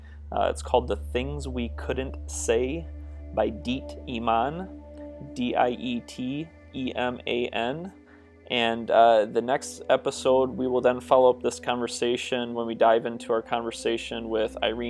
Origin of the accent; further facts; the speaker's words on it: Grand Rapids, Michigan, United States; my hometown of Grand Rapids